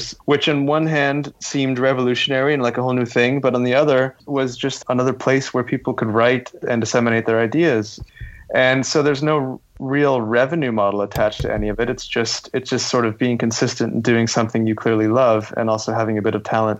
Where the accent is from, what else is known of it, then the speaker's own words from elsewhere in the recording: Canada; moved away; as a Canadian